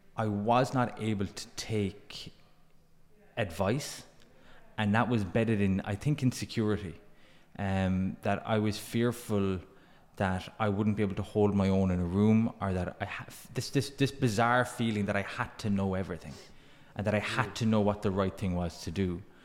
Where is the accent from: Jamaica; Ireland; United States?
Ireland; Glanmire, Munster; also born or lived in Dungarvan; I grew up in Glanmire, went to school in, in, in Cork City